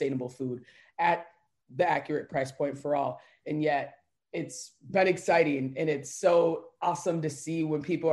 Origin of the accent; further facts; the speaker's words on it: St. Louis Park, Minnesota, United States; I grew up in Minneapolis, Minnesota, St. Louis Parks, to be specific, surrounding neighborhood